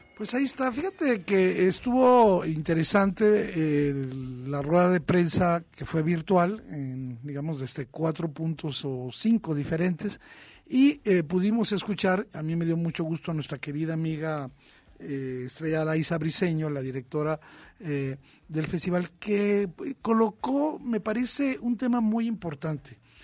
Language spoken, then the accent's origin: Spanish; Tijuana, Baja California, Mexico; Yo crecí en la frontera, yo crecí en Tijuana